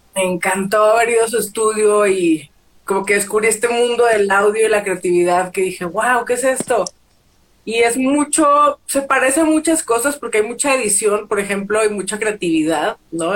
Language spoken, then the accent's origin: Spanish; Torreón, Coahuila, Mexico; moved away as an adult; also born or lived in United States; now in Mexico City, Mexico; soy de Torreón, Coahuila, vivo en la Ciudad de México